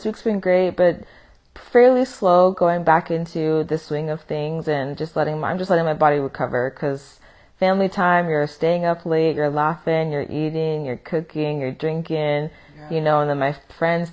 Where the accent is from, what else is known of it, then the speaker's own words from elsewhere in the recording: Vancouver, Washington, United States; moved away; I'm originally from Vancouver, Washington, so practically Portland.